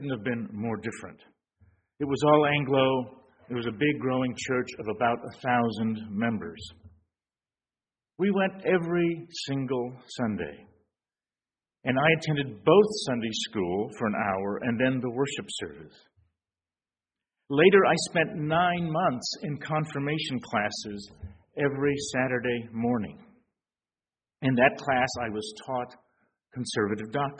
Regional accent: San Antonio, Texas, United States; moved away as an adult; I grew up in San Antonio, though I left at the age of 18

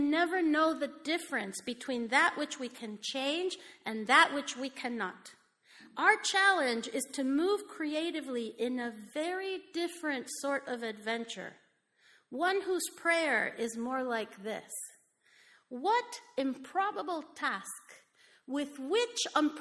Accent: Mexico; moved away as an adult; I grew up in Mexico. I came here when I was 18

